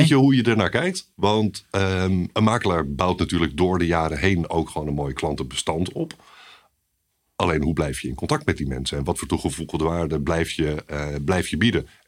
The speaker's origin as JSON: {"language": "Dutch", "town": "Haarlem", "region": "North Holland", "country": "Netherlands", "tie": "born or raised there", "also_born_or_lived": "Maastricht", "said": "Opgegroeid in Haarlem. Mooie stad"}